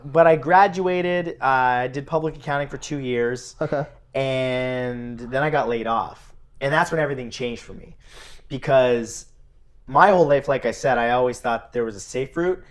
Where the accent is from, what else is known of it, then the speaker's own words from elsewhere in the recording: Welland, Ontario, Canada; I grew up in Welland, Ontario, Canada